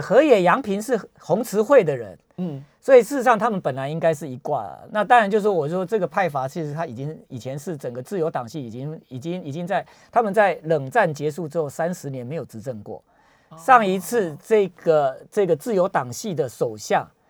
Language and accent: Chinese; Taiwan; 我们台湾人